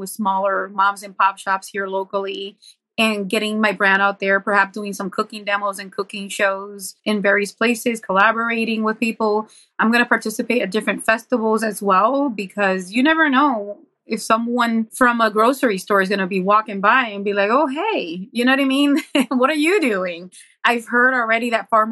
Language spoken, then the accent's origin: English; Buffalo, New York, United States; I was from Buffalo